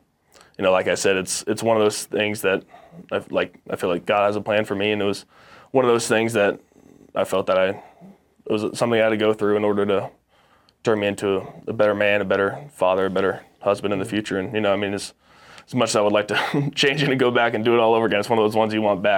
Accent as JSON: {"language": "English", "region": "Texas", "country": "United States", "tie": "born or raised there", "also_born_or_lived": "Orange County, California", "said": "No. So I was born in Southern California in Orange County, and okay. I was raised in Texas."}